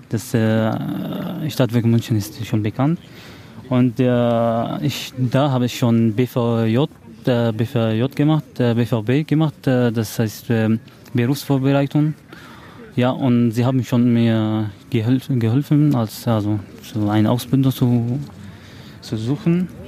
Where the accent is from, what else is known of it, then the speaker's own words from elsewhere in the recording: Syria; now in Germany; ich komme aus Syrien.